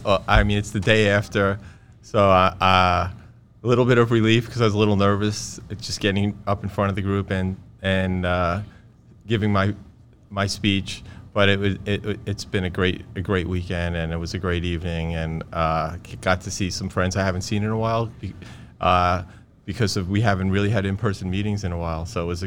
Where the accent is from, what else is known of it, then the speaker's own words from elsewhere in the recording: Brooklyn, New York, United States; I grew up in Brooklyn, and there was no athletic trainers anywhere in any public schools